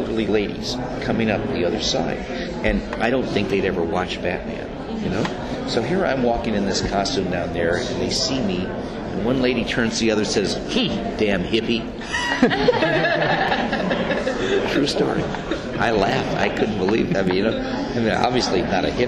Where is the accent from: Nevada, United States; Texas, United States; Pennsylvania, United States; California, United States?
California, United States; Beverly Hills; When I was a kid, growing up in Beverly Hills